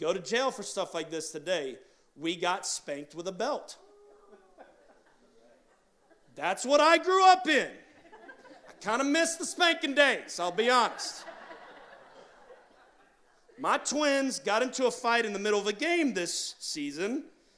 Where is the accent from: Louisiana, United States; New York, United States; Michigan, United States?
Louisiana, United States; New Orleans; moved away as an adult; now in Pittsburgh, United States; I was born in Baptist Hospital, right uptown, in 1981, and so I was born and raised in this city